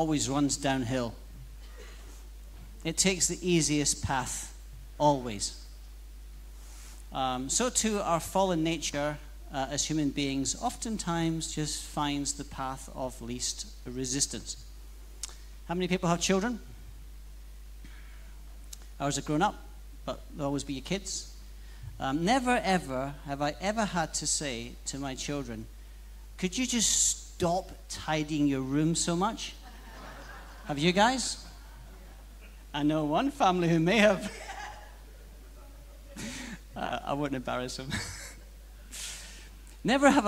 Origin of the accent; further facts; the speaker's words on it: Scotland, United Kingdom; now in Australia; as a Scotsman, I guess